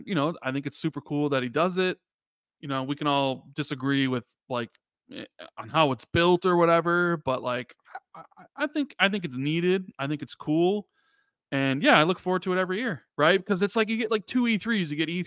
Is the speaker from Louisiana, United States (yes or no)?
no; Chicago, Illinois, United States; I'm from Chicago, a couple of them from Canada, a couple of them are from Seattle